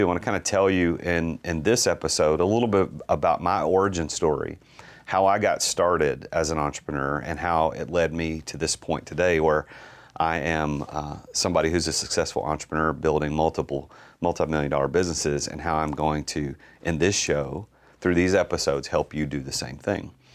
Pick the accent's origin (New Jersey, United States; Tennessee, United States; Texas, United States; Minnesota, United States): Tennessee, United States; Nashville; I'm from Nashville